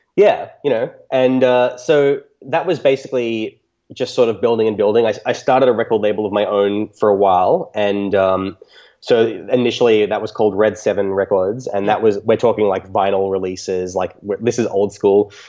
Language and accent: English; Australia; nice private school in, in my hometown in Australia.